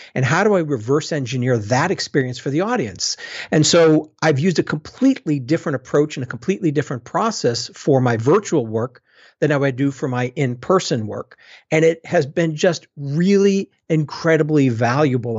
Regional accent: Boston, Massachusetts, United States; moved away; also born or lived in London; I'm from Boston originally

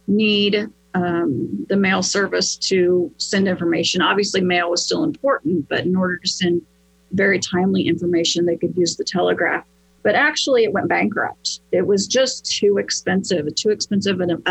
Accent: St. Joseph, Missouri, United States; I was born and raised here in St. Joseph

